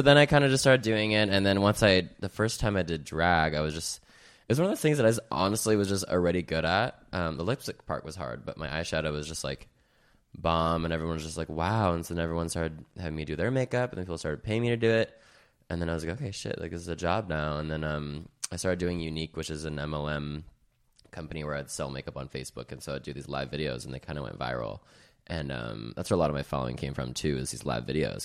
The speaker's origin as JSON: {"language": "English", "town": "Salt Lake City", "region": "Utah", "country": "United States", "moved": "as an adult", "lives_now": "California, United States", "said": "I'm from Salt Lake City, Utah. I moved to California about two years ago"}